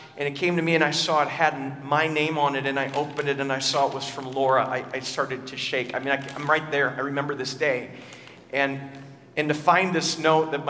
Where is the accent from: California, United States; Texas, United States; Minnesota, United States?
Minnesota, United States; As a kid, I remember growing up in Minnesota